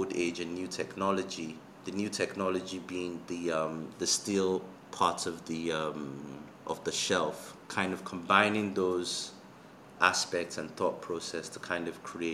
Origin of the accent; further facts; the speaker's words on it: Lagos, Nigeria; also born or lived in Zambia; growing up in Lagos and even in Zambia